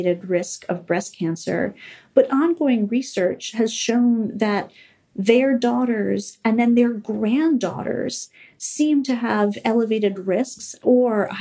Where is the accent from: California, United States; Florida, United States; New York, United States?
California, United States; my home state of California